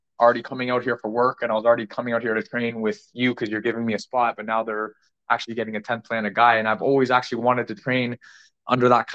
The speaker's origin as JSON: {"language": "English", "town": "Ajax", "region": "Ontario", "country": "Canada", "tie": "born or raised there", "said": "that's my hometown, is Ajax, Ontario"}